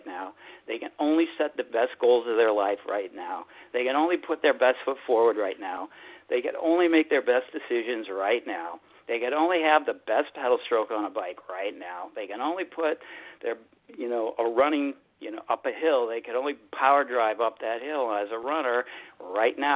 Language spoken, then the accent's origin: English; Chicago, Illinois, United States; moved away; also born or lived in West Coast; I'm from Chicago